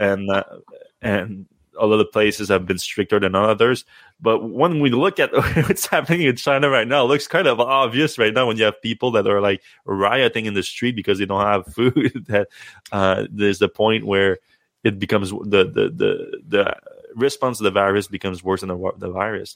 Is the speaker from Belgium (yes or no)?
no; Canada; as a Canadian